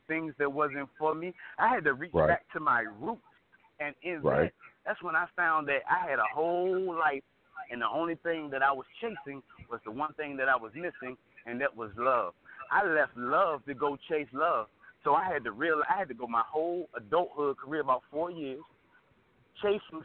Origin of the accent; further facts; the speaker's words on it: Portsmouth, Virginia, United States; I was born in Portsmouth